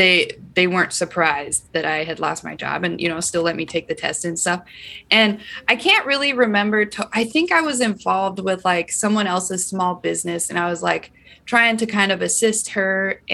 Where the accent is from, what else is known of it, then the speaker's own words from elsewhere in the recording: Iowa, United States; Say, okay, guys, I'm from Iowa, not potatoes, corn.